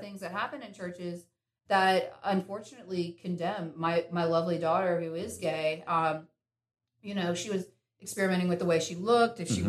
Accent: Winston-Salem, North Carolina, United States; I was born in Winston and mm-hmm. uh, born and raised there

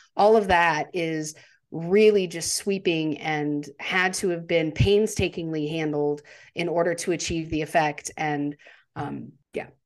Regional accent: United States; as an American, uh, you know, we learn about World War Two

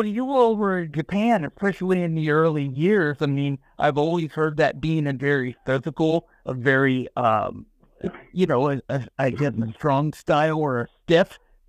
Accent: India; So we would say I was from India and I was a cowboy, Elephant Boy.

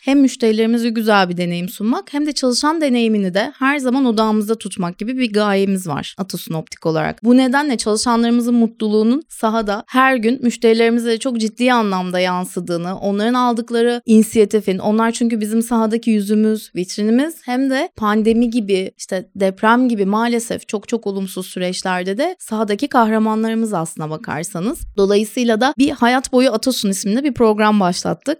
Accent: Bandırma, Balıkesir, Turkey; moved away as an adult; also born or lived in Bursa; now in Istanbul, Turkey; 82 Balıkesir Bandırma doğumluyum

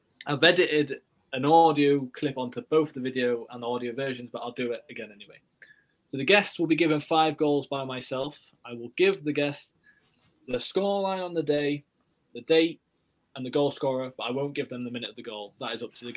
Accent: North East England, United Kingdom; I'm from the North East

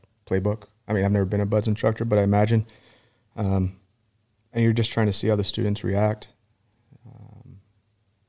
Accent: Virginia Beach, Virginia, United States; also born or lived in Norfolk, Virginia; I grew up, like I said, in Virginia Beach.

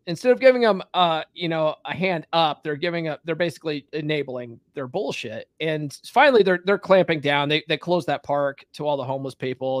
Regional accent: Conifer, Colorado, United States; moved away as an adult; also born or lived in California / Evergreen, Colorado; I actually grew up in Conifer

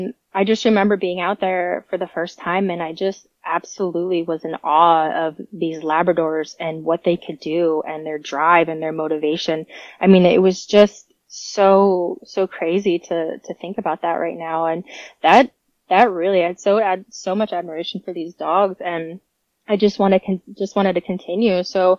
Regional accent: New York, United States; also born or lived in Florida; But I was born in Florida. I moved to New York actually and pretty much grew up there. I lived about an hour from Buffalo out in the country, Western New York.

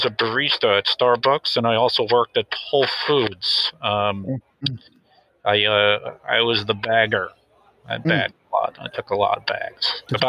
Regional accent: Washington, United States; I'd like to keep that quiet, but I grew up in a small town just north of Seattle.

